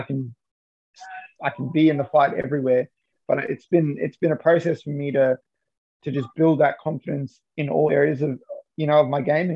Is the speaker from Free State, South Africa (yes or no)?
no; Johannesburg, Gauteng, South Africa; moved away; I'm originally, I was born in Johannesburg in South Africa.